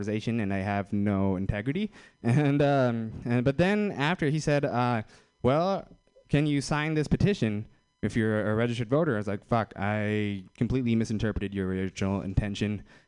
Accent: Fremont, California, United States; I'm from Fremont.

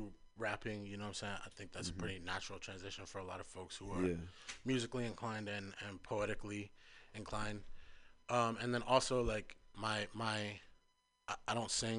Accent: San Francisco, California, United States; I'm from the Fillmore. I spent some time in Potrero Hill as well, but Fillmore is what I call home

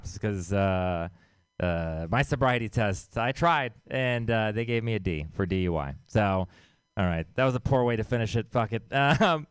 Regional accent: Texas, United States; I'm from Texas.

